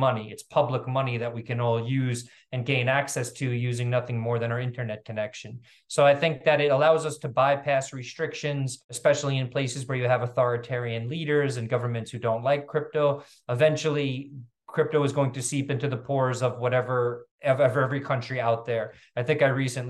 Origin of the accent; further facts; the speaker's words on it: New York City, New York, United States; also born or lived in Venezuela / Africa / Latin America; I'm from New York City